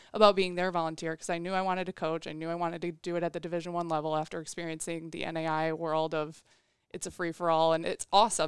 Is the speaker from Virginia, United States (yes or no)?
no; Waukegan, Illinois, United States; I'm from Waukegan, Illinois, which is a north suburb of Chicago